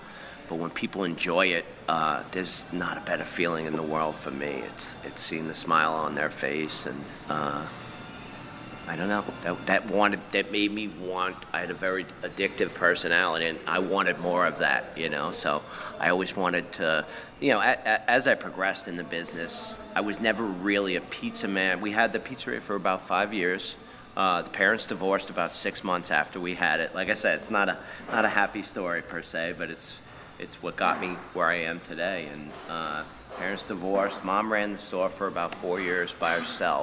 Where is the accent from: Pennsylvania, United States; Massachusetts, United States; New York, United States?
New York, United States; Deer Park; moved away as an adult; now in Texas, United States; Deer Park, Long Island as well. So kind of central Long Island